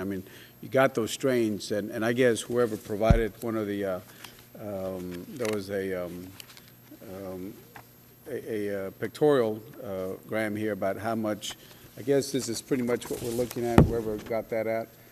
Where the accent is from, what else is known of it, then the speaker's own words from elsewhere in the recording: Laredo, Texas, United States; I'm from Texas, uh, Laredo, right at the border of uh, the U.S. Mexico border